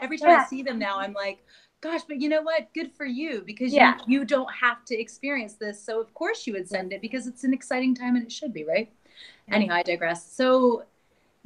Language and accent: English; North Carolina, United States; moved away as an adult; also born or lived in New York / United Kingdom; now in Switzerland; I am originally from the United States, from North Carolina. And I grew up there and then lived in New York for about 10 years.